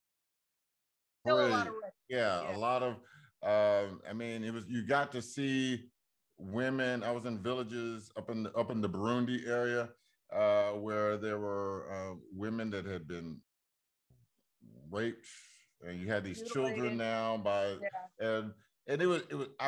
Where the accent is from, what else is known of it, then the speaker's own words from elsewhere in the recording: Washington, District of Columbia, United States; my hometown of D.C.